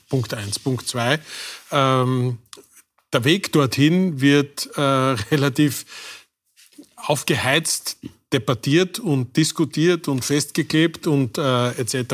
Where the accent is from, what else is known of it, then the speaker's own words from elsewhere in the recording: Styria, Austria; was im äh, schönen Enstal äh, meiner Heimat passieren soll.